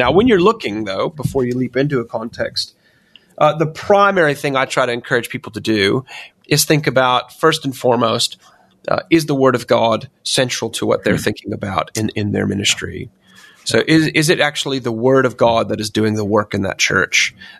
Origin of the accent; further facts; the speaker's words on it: United States; And obviously, I'm originally American myself, so I'm very confused nowadays, Jonathan.